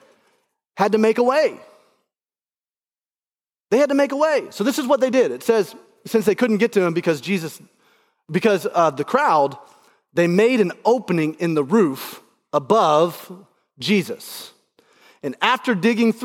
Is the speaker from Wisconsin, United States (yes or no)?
no; Alabama, United States; now in Indianapolis, United States; I grew up in Alabama